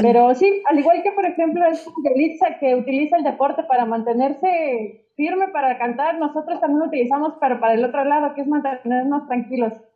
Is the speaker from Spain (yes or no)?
no; Mexico; como mexicanos